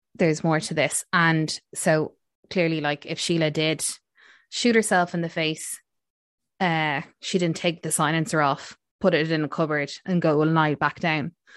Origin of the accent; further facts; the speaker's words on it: Ireland; we're Irish